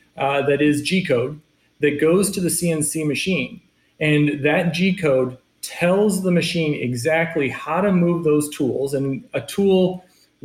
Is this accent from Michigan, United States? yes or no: yes; Michigan, United States; moved away; coming from Michigan and growing up in Michigan